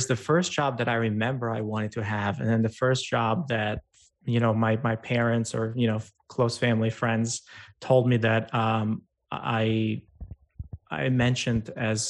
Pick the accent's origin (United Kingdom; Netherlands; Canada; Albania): Albania; and I grew up in Albania, and you know, in a rural farm kind of town.